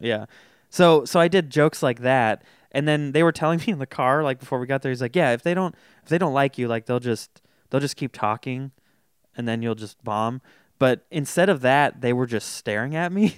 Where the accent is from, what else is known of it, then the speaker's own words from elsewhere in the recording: Folsom, California, United States; I grew up in Folsom